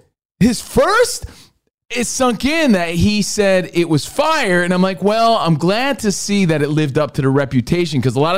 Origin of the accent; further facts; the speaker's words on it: Union, New Jersey, United States; moved away as an adult; also born or lived in New York City; now in Los Angeles, United States; I'm from Union, New Jersey. My family still lives there